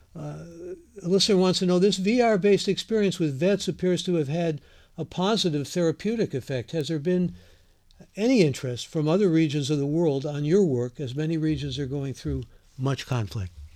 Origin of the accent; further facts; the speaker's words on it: Ohio, United States; now in California, United States; I grew up in Ohio. I'm a Mid American